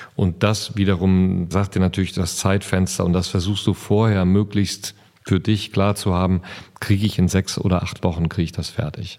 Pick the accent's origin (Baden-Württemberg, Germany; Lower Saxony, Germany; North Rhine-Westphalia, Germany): North Rhine-Westphalia, Germany; Siegerland; Ich bin ja groß geworden im Siegerland und im Siegerland gibt es einen Ort, der heißt Dahlbruch